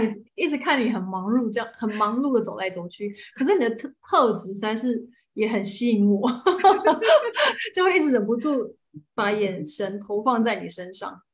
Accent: Taiwan; 我爱是一啊个土生土长的台湾人

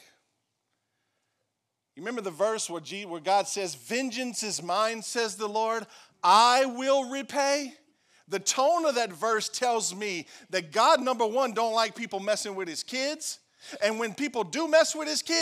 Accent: Franklin, United States; I'm from Franklin

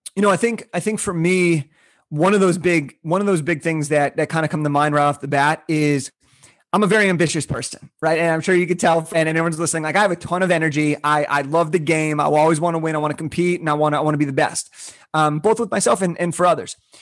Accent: Southern California, United States; I was born in Southern California

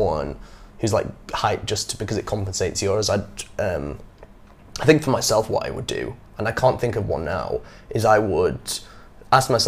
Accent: England, United Kingdom; moved away as an adult; now in Vietnam; growing up in England like I did

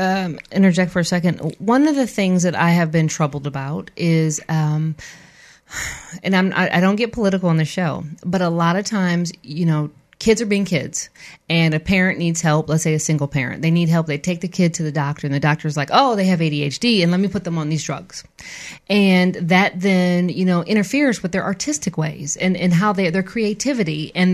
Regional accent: the North, United States; I'm very city, and I'm from the north.

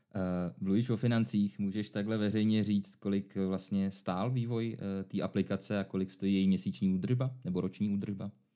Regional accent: Czechia; u nás v Čechách

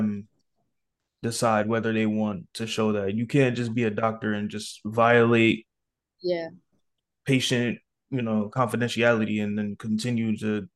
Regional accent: Connecticut, United States; I'm from Connecticut

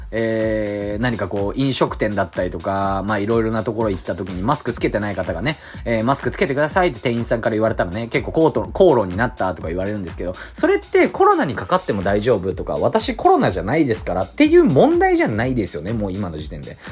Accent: Tokyo, Japan; 東京都民

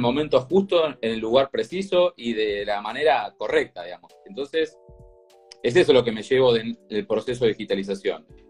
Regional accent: Lanús, Buenos Aires Province, Argentina; soy, soy de Lanús, hincha de Lanús

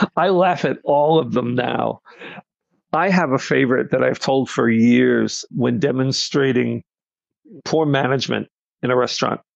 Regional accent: Nassau County, Long Island, New York, United States; also born or lived in Brooklyn, New York; I'm from Long Island, New York, uh, born in Brooklyn, raised in Nassau County

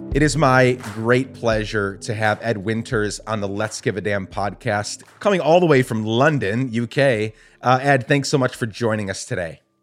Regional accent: Guatemala; now in United States; I grew up in Guatemala, was born here, grew up in Guatemala

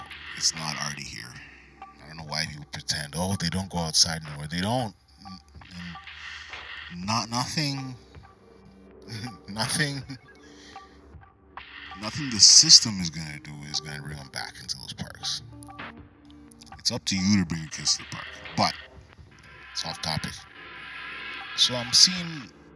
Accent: Canada; I'm Canadian

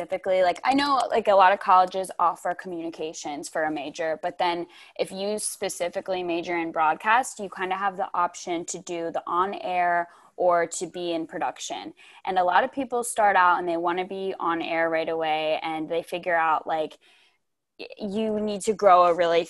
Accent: United States; moved away as an adult; also born or lived in East Coast; now in Bakersfield, United States; I grew up in Amish country.

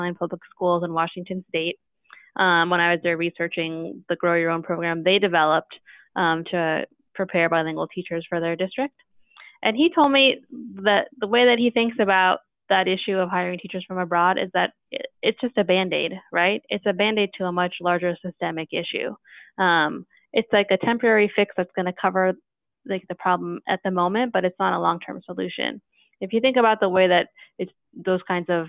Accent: Chile; moved away; I'm from Chile

